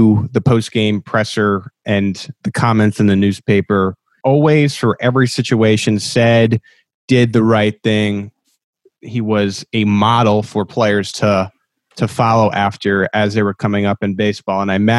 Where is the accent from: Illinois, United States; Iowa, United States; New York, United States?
New York, United States; now in Kansas City, United States; I grew up in New York.